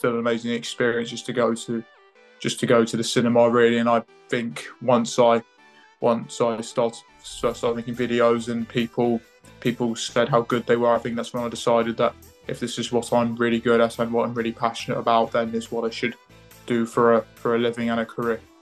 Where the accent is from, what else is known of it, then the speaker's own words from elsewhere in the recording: England, United Kingdom; also born or lived in Cambridge / Lewes; I was born in Cambridge. I've moved to Lewis. I've grew up in England.